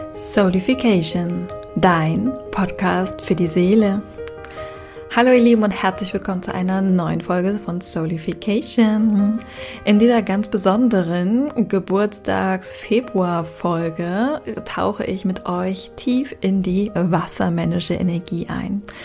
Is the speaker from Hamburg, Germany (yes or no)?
yes; Hamburg, Germany; moved away; Grüße an meine Heimatstadt.